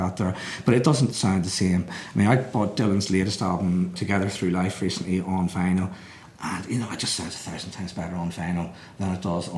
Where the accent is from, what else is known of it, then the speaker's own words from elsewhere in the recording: Belfast, Northern Ireland, United Kingdom; I was brought up in Belfast in the 1960s